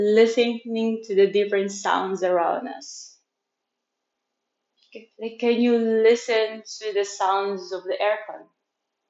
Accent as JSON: {"language": "English", "town": "Manila", "region": "Metro Manila", "country": "Philippines", "tie": "born or raised there", "second_language": "English", "moved": "yes", "lives_now": "Chiang Mai, Thailand", "said": "I'm born and raised in Manila, Philippines. I'm currently living in Chiang Mai in Thailand"}